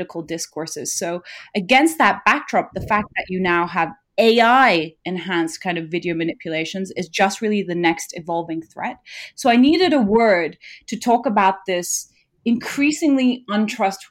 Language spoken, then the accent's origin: English; Nepal; I'm from Nepal, a country where there's still a high rate of illiteracy